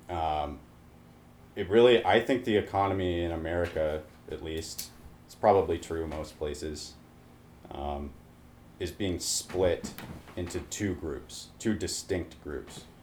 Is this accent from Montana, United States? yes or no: yes; Montana, United States; growing up in Montana is a very interesting perspective.